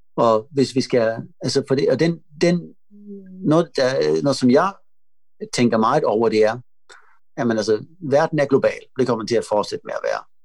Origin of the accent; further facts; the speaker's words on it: Malmö, Skåne, Sweden; Jeg kommer fra Malmø, hvor der er mange indbyggere